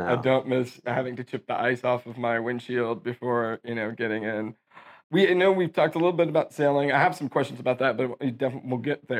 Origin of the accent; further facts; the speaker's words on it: Sugar Land, Texas, United States; also born or lived in Houston, Texas / Cleveland, Ohio / St. Louis, Missouri; I'm from Houston, grew up Sugar Land, the whole nine, but I went to college in Cleveland and then I went to law school in St. Louis.